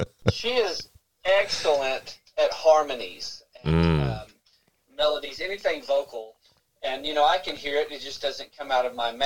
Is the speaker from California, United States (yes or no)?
no; Fort Worth, Texas, United States; also born or lived in Lillian, Texas / Mansfield, Texas / Arlington, Texas; I grew up there. I was born and raised in Fort Worth.